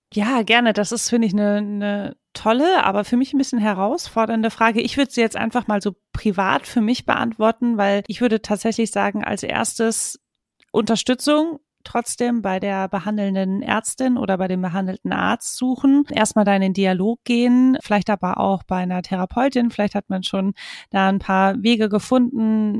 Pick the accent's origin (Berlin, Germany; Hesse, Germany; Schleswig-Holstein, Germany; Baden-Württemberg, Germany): Hesse, Germany; Marburg; moved away as an adult; also born or lived in Hamburg; damals noch in Marburg, äh, wo ich aufgewachsen bin